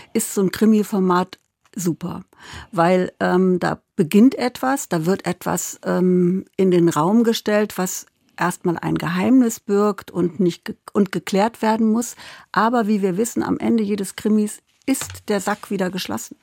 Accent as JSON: {"language": "German", "town": "Kassel", "region": "Hesse", "country": "Germany", "tie": "born or raised there", "also_born_or_lived": "Berlin / Munich / Hamburg", "moved": "as an adult", "said": "ich komme ja wie du aus Kassel"}